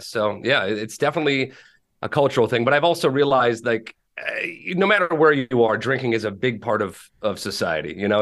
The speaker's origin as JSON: {"language": "English", "town": "Minneapolis", "region": "Minnesota", "country": "United States", "tie": "born or raised there", "said": "I live in, uh, Minneapolis, Saint Paul, Minnesota, born and raised here."}